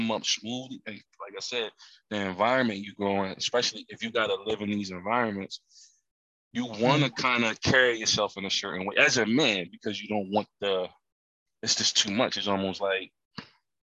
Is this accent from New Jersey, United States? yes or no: yes; Camden, New Jersey, United States; I'm from Camden, New Jersey. We was considered the poorest city in America